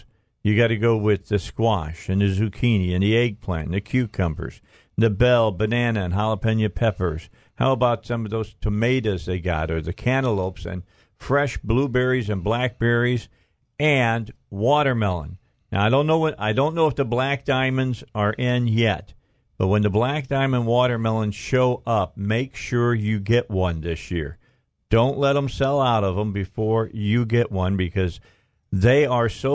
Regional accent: Indiana, United States; now in Arkansas, United States; I'm from Indiana originally, all right, but I've been here for almost 20 years.

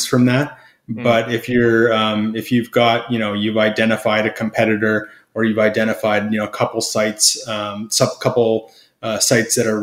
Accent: Canada; I'm Canadian, so that's what we say up here

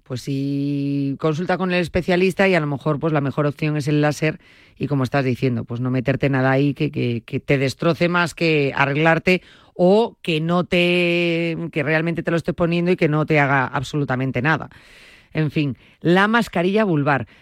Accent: Galicia, Spain; en mi tierra, en Galicia

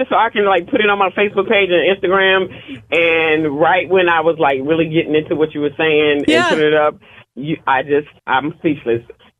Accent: North Carolina, United States; now in Knoxville, United States; I'm out of Knoxville. Just a little about myself. I'm from North Carolina originally.

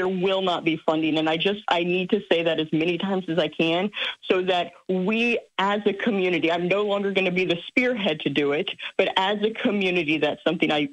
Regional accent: Springfield, Illinois, United States; it's my hometown

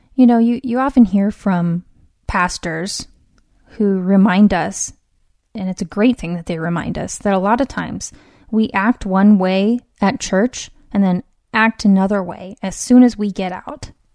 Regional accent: West Coast, United States; born and raised on the West Coast

